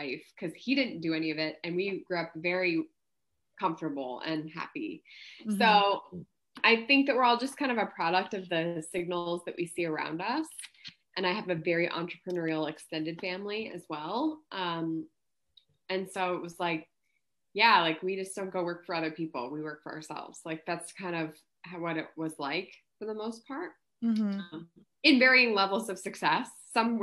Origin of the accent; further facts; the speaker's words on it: Missoula, Montana, United States; moved away as an adult; now in Austin, United States; I'm from Missoula, Montana